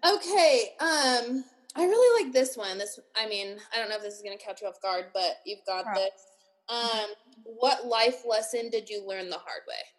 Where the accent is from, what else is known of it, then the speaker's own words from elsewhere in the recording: Reno, Nevada, United States; hometown's just Reno, Nevada.